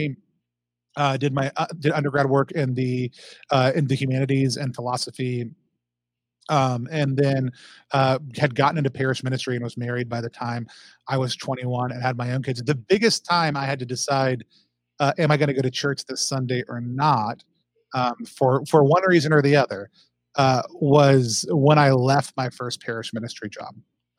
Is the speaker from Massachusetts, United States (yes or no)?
no; Allen, Texas, United States; also born or lived in Seattle; now in Philadelphia, United States; I grew up in Texas, just north of the city, in a place called Allen